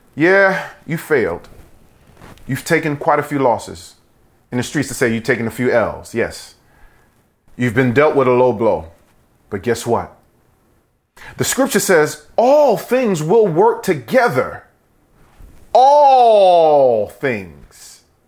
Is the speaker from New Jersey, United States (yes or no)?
no; New York, United States; when I was a kid, you know, growing up in New York